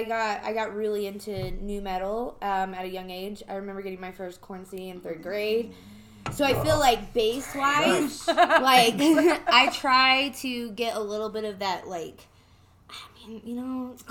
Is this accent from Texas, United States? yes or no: yes; Lubbock, Texas, United States; moved away; I'm from the Bible Belt, too, right? Yeah. In Lubbock, Texas, or like people like to say Lubbock.